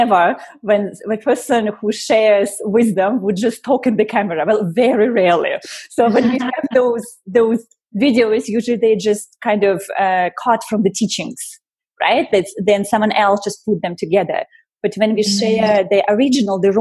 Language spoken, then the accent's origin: English; Russia; moved away; I was born in Russia. I was born technically still during the Soviet Union time